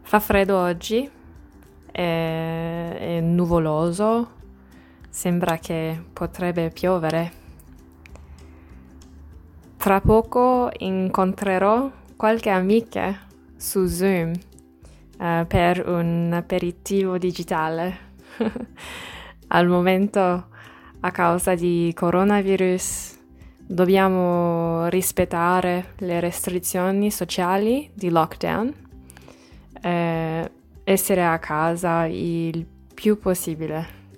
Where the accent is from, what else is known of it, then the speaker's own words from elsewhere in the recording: Australia; Italian is a second language; sono australiana e vivo a Melbourne.